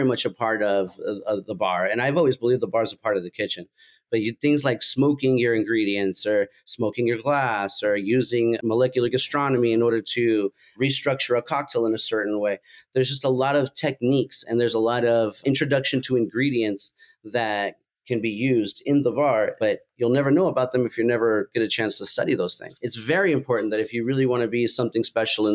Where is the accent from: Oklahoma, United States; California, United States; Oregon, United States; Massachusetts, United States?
California, United States; Fresno; moved away as an adult; I'm originally from Fresno